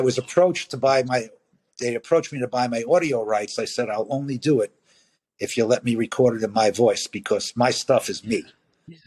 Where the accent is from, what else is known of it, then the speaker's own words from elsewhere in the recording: New York City, New York, United States; I grew up in Brooklyn